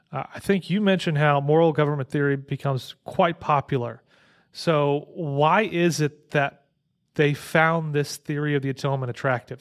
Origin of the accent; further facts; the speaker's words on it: Illinois, United States; moved away; near where I grew up in Illinois